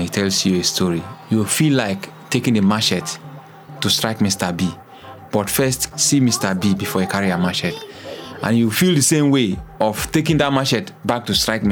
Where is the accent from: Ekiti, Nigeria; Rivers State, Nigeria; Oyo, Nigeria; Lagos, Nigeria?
Rivers State, Nigeria; Okrika; I'm from Okrika, but we actually migrated from a part of Bayelsa.